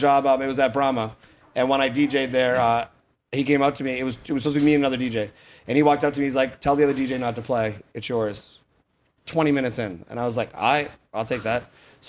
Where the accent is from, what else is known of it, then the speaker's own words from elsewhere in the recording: Boston, Massachusetts, United States; now in Fort Myers, United States; I'm still from Boston